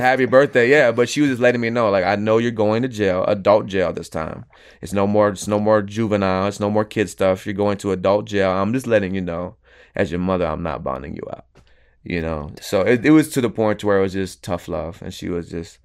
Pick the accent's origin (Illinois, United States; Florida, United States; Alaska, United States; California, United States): Florida, United States; Venice; also born or lived in Houston, Texas; now in Tampa, United States; originally, I was born in Houston, Texas. I was raised in Venice, Florida